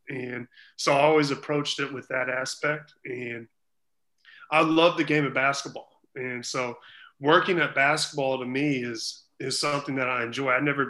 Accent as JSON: {"language": "English", "region": "Missouri", "country": "United States", "said": "at the time, University of Missouri, my home, you know, my home state university, they were in a little bit of trouble"}